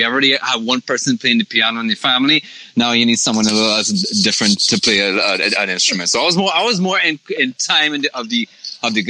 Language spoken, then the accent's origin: English; Toronto, Ontario, Canada; we're from Toronto